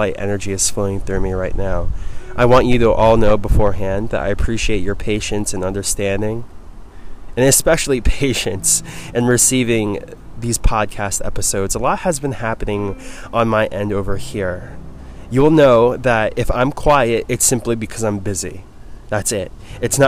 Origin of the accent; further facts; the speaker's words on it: East Coast, United States; moved away; I'm from the East Coast